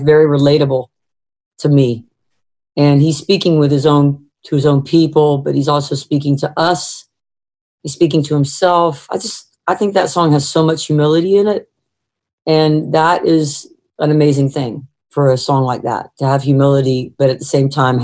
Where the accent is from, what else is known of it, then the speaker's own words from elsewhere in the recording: the South, United States; I'm a Southerner, you know, and I've been raised in a way that's wasn't perfect